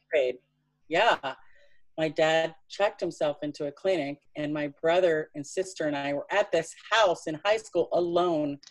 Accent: Tennessee, United States; I was born in Tennessee

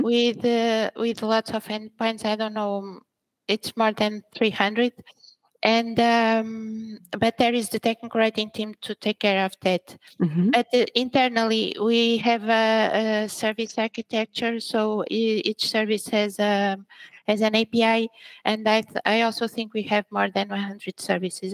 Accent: Braga, Portugal; also born or lived in Angola; I was born in Angola. Mm-hmm. And then, and then I came here when I was very little. I was three years Old when I came to Portugal and then I grew up here, so I'm more Portuguese

